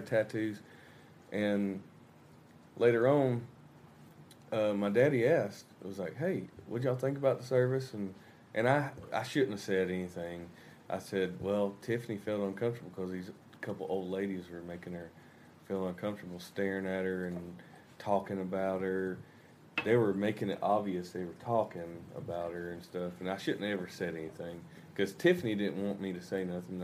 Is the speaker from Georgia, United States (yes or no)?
yes; Georgia, United States; moved away as an adult; now in Arkansas, United States; I grew up in Georgia, and me and my wife we live in Arkansas now